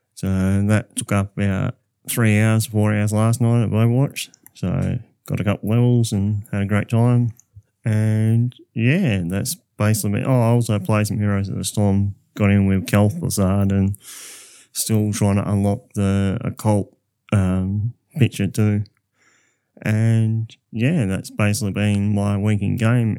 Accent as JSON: {"language": "English", "town": "Southern Cross", "region": "Western Australia", "country": "Australia", "tie": "born or raised there", "said": "Southern Cross was, my hometown"}